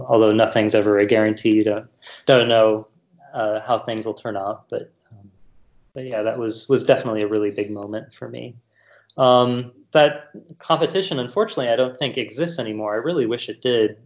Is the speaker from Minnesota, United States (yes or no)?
yes; Rochester, Minnesota, United States; I grew up in Rochester, Minnesota